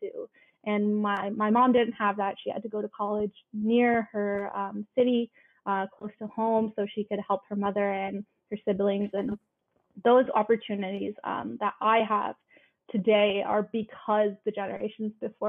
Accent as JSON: {"language": "English", "country": "Canada", "tie": "born or raised there", "said": "I'm a first generation. I was born in Canada. My parents are from India"}